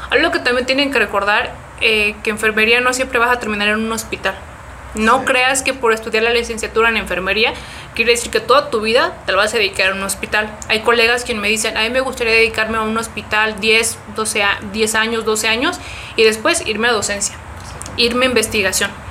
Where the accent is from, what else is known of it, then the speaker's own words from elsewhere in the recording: Mexico City, Mexico; La MEMF, soy de Ciudad de México.